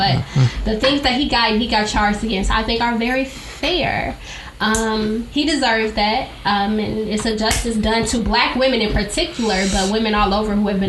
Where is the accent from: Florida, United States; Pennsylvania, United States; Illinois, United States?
Illinois, United States; Chicago; If you grew up in Chicago, we're from Chicago.